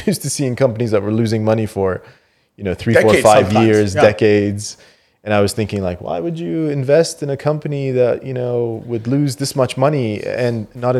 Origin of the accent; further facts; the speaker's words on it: Canada; moved away as an adult; also born or lived in Qatar; now in United Arab Emirates; I grew up in Canada. I had finished 20 years in Canada and didn't expect to kind of come to the region to stay.